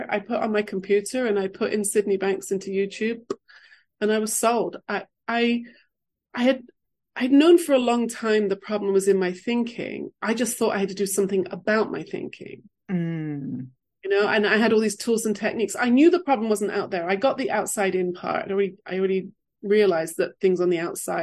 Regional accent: England, United Kingdom; moved away; also born or lived in London / California; I grew up in England

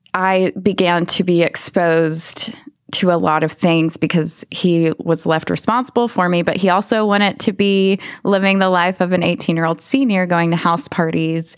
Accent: Lubbock, Texas, United States; i grew up in lubbock texas okay. i was born and raised there

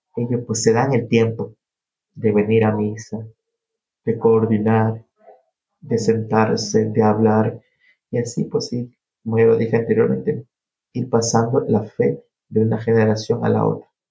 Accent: Naranjal, Guayas, Ecuador; moved away as an adult; also born or lived in New York; now in Peekskill, United States; soy ecuatoriano, 100%. Nací en un pueblo muy pequeño al sur del país que se llama Naranjal. Eso queda en una provincia llamada El Guayas

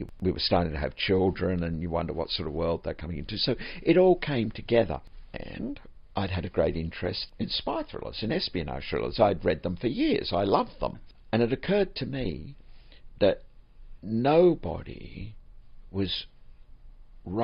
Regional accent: Australia; moved away as an adult; also born or lived in Florida, United States; Growing up in Australia, which is a strange place to grow up

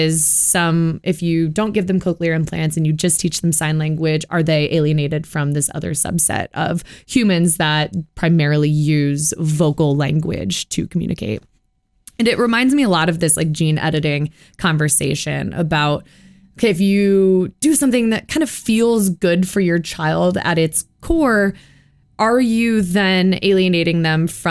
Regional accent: Midwest, United States; I am from the Midwest.

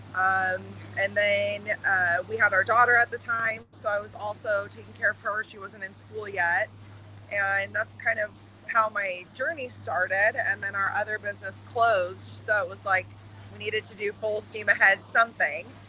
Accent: Arizona, United States; I'm born and raised in Arizona

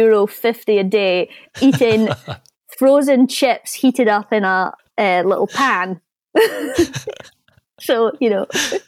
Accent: New Zealand; And I'm coming from New Zealand. So, you know, if I can make it happen, then you can definitely make it happen.

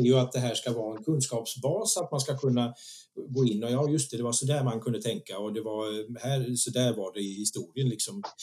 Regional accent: Visby, Gotland, Sweden; moved away as an adult; jag är född och uppvuxen i Visby

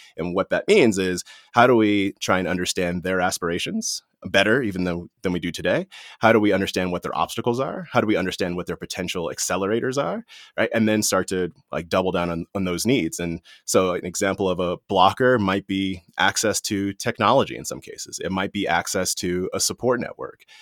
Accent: Washington, District of Columbia, United States; I was born in Washington, D C, and that was during a time when Washington, D C was the murder capital of the world

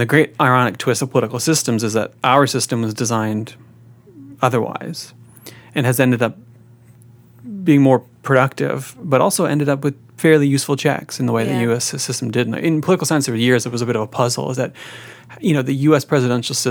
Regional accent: Peterborough, Ontario, Canada; also born or lived in Vancouver; now in Ottawa, Canada; I'm from Peterborough. But I lived in Vancouver for 8 years.

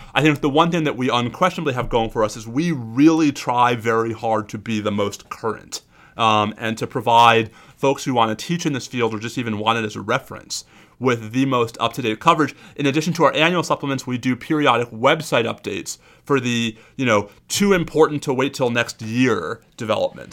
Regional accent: New York, United States; moved away; the New Yorker in me

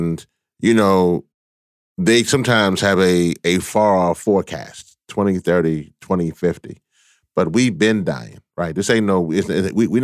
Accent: Louisiana, United States; I am originally from Louisiana

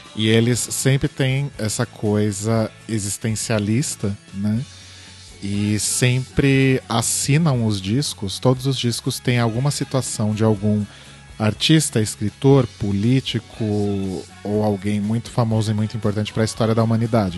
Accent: Brazil; a gente é do Brasil

